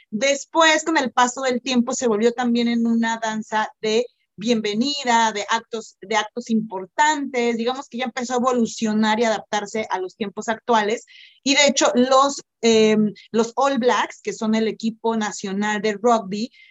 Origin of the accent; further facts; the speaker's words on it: Singapore; now in New Zealand; mi familia es de China y, yo soy de Singapur, etcétera, etcétera.